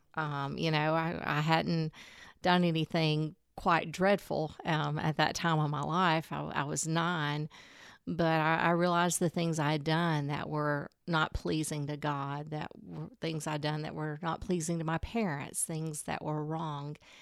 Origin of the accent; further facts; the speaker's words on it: Alexandria, Alabama, United States; moved away as an adult; also born or lived in Mobile, Alabama / Atlanta, Georgia; now in Coleman; I grew up in Alexandria, Alabama. That's near Anniston, Gadsden area.